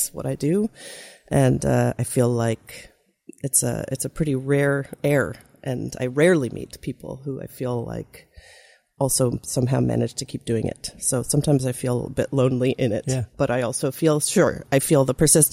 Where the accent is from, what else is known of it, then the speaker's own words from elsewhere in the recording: Canada; a Canadian musician